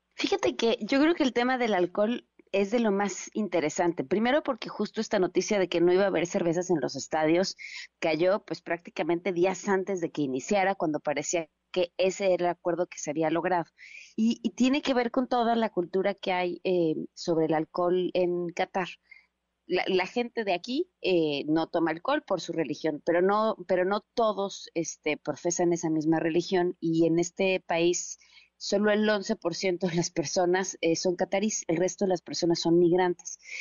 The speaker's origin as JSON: {"language": "Spanish", "country": "Mexico", "said": "nos queremos traer un cachito de México con nosotros"}